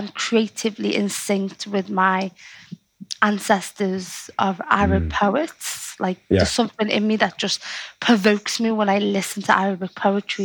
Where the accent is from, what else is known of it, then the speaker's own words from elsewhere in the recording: Liverpool, North West England, United Kingdom; accent: Scouse; I could be a poet with a Scouse accent